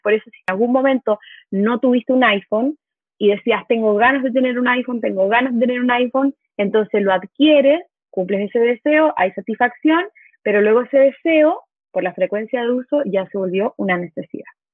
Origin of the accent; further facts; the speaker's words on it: Chile; moved away as an adult; also born or lived in Mexico; soy chilena, vivo en México desde el 2014, pero la pandemia me trajo de vuelta a mi hogar, a mi patria